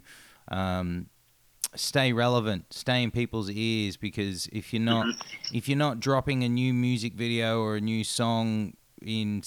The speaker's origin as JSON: {"language": "English", "country": "Australia", "said": "as an Australian"}